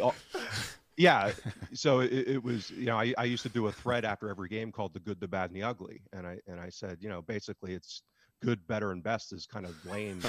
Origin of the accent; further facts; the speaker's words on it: United States; as an American living thousands of miles away